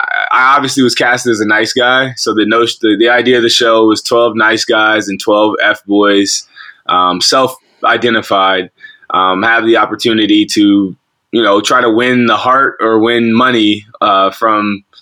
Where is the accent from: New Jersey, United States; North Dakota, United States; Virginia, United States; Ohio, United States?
Ohio, United States; Columbus; I'm born and raised in Columbus, Ohio. I've been here for, I'm 30 years old